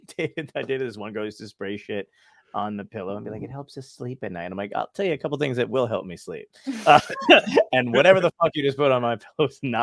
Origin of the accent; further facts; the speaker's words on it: Brooklyn, New York, United States; You know, I was born in Brooklyn. So I'm from Brooklyn. My whole family is from Brooklyn.